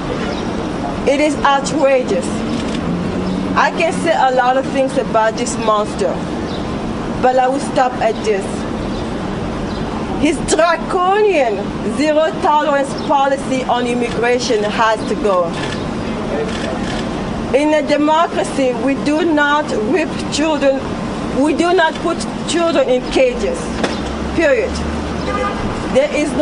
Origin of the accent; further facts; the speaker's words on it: Republic of the Congo; now in United States; I am from the Republic of Congo. I came in this country in 1994.